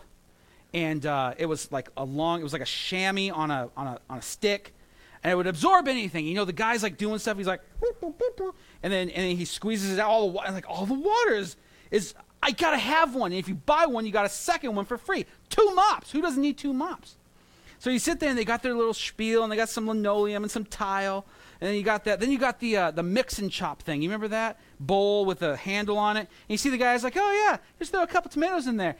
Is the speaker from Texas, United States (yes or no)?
no; Santa Maria, California, United States; now in New York, United States; when I was growing up in California, I had county fairs, and I would go to that, and they were fun. You know, you go to the county fair or the strawberry festival in Santa Maria, where I grew up